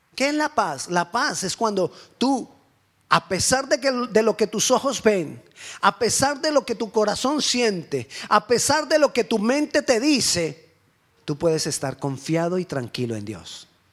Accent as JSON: {"language": "Spanish", "town": "Cali", "region": "Valle del Cauca", "country": "Colombia", "moved": "yes", "said": "Estaba en mi país, en mi ciudad, en Cali"}